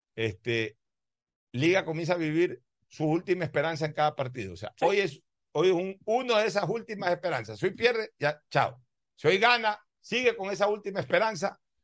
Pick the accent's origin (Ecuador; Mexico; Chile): Ecuador; Guayaquil, Guayas; soy guayaquileño